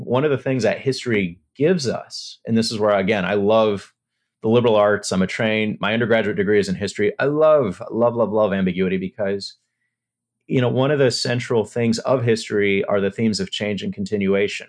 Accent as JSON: {"language": "English", "town": "El Paso", "region": "Texas", "country": "United States", "said": "I'm from El Paso"}